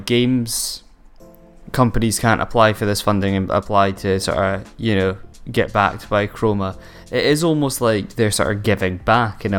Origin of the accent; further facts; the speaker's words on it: Aberdeen, Scotland, United Kingdom; my hometown